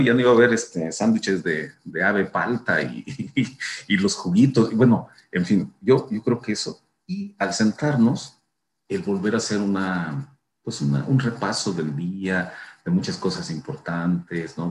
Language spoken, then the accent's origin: Spanish; Chiapas, Mexico; de donde yo vengo, de Chiapas, digamos, este asunto de sentarse a comer y iniciar conversaciones largas es para mí muy importante desde pequeño